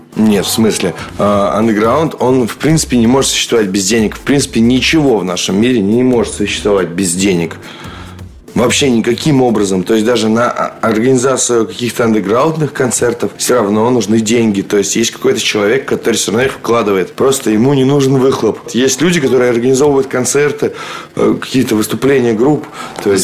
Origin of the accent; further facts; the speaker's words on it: Moscow, Russia; я как бы москвич